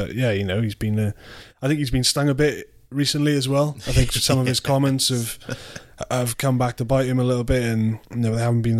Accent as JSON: {"language": "English", "region": "Wales", "country": "United Kingdom", "tie": "born or raised there", "said": "You know, those are the wins as it growing up in Wales, my generation."}